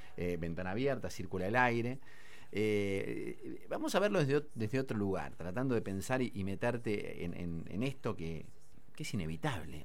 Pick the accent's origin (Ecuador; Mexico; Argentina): Argentina; nosotros como argentinos